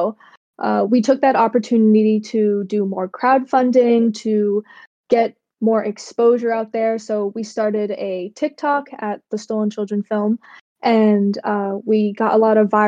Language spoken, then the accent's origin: English; Massachusetts, United States; also born or lived in Cambodia; I am adopted from Cambodia, and I live right now in Massachusetts in the United States. And I've been living here for 21, almost 22 years now